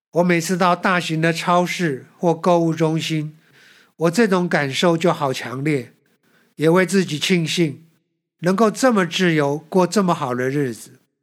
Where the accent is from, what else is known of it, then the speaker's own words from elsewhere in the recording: Taiwan; 我们台湾人